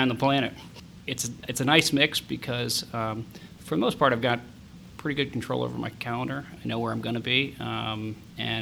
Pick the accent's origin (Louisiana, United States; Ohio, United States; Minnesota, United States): Ohio, United States; Upper Arlington; also born or lived in Dublin, Ohio / Boston; Born here in Columbus. I grew up in Upper Arlington until I was probably 16